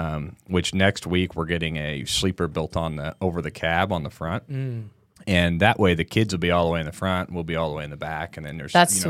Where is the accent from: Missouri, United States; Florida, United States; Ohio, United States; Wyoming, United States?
Missouri, United States; also born or lived in Texas; Yeah, like I was born in Missouri.